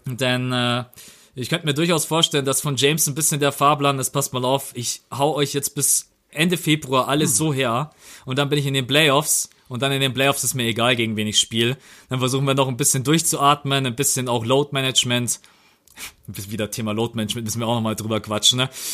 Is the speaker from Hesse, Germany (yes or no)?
no; Bavaria, Germany; bei uns in Bayern